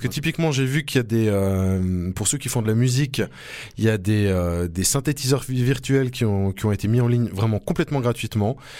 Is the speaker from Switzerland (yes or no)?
yes; Switzerland; chez nous en Suisse